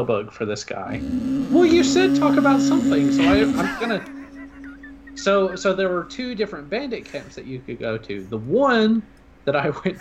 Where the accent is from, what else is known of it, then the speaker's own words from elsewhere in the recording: Alabama, United States; I am from Alabama